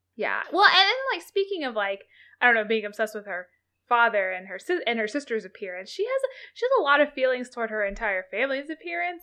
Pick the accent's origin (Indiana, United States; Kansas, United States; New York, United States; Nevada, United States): Kansas, United States; I grew up in Kansas. I did my entire public education in the state